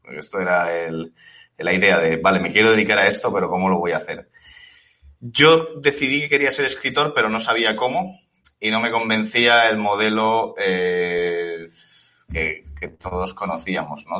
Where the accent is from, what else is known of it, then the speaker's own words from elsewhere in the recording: Elche, Valencian Community, Spain; moved away as an adult; also born or lived in Warsaw, Poland; llegué a, a, Elche, ¿no? Que es de donde, de donde soy